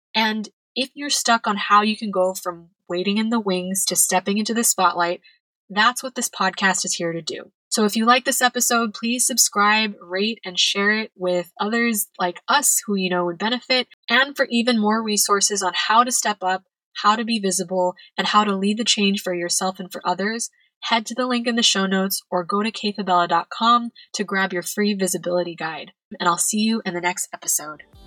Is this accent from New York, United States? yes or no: no; California, United States; moved away as an adult; now in Madrid, Spain; I'm originally from California